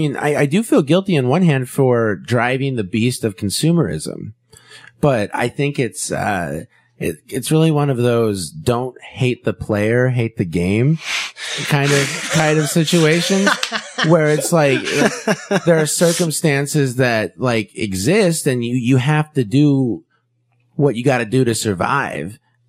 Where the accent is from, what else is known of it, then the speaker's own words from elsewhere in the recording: Kansas, United States; now in California, United States; So, you know, I grew up in Kansas, a different culture than out here in California.